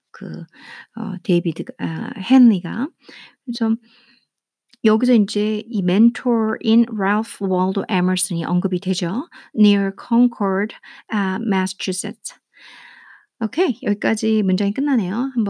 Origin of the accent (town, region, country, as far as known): South Korea